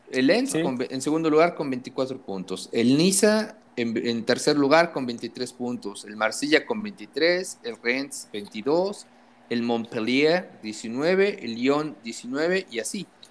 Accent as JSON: {"language": "Spanish", "region": "Puebla", "country": "Mexico", "said": "cómo somos los poblanos"}